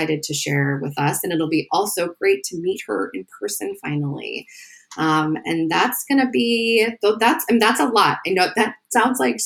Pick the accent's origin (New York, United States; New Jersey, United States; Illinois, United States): Illinois, United States; Northern; accent: Northern Illinois; all of the ways that my Northern Illinois is going to show up and butcher